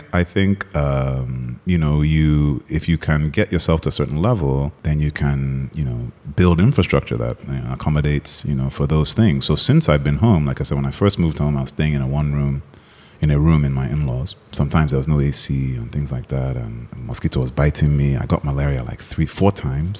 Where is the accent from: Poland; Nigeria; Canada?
Nigeria; moved away as an adult; also born or lived in United States; we're both Nigerian